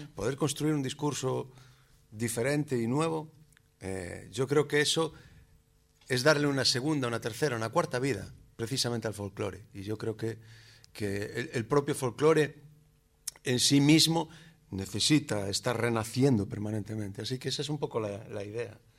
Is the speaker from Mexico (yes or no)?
no; Galicia, Spain; los gallegos tocamos la pandereta